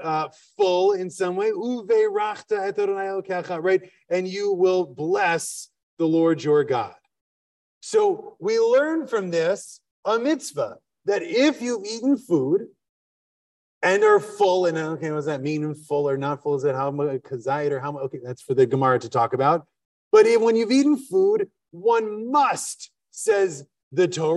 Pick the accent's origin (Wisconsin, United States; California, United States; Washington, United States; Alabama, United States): Wisconsin, United States; now in Philadelphia, United States; I'm from Wisconsin.